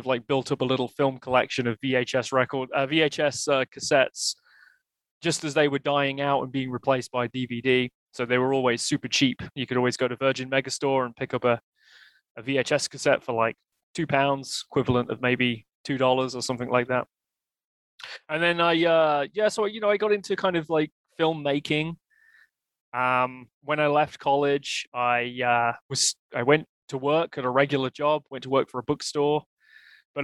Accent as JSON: {"language": "English", "town": "Leicester", "region": "East Midlands", "country": "United Kingdom", "tie": "born or raised there", "moved": "as an adult", "lives_now": "Canada", "said": "I grew up in Leicester in the United Kingdom. I was born there and I lived there until about the age of 31, when I moved here to Canada with my wife and our kid"}